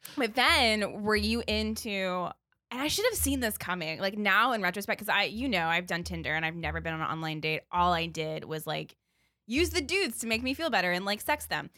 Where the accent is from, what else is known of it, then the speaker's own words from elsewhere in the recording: Baltimore, Maryland, United States; I would say, like, "Baltimore," 'cause it wasn't a lie